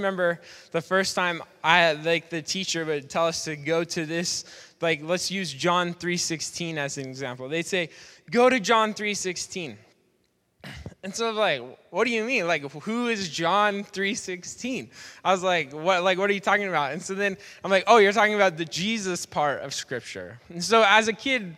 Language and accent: English; Portland, United States; Growing up in Portland, I went to a church called Portland Christian Center